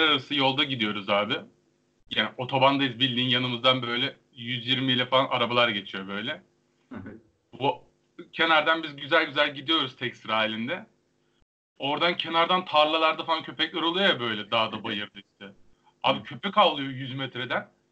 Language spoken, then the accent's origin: Turkish; İhsaniye, Afyonkarahisar, Turkey; ben İhsaniyeliyim. Eskişehir sınırında bir ilçe.